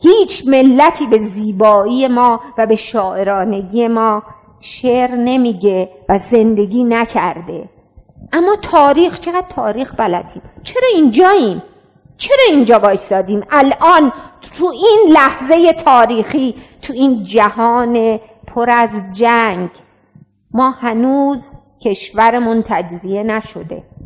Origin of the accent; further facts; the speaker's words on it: Iran; also born or lived in France / Gilan / Rasht / Talesh; مهم نیست کجاش زندگی میکنم ولی مهم اینه که ایرانیم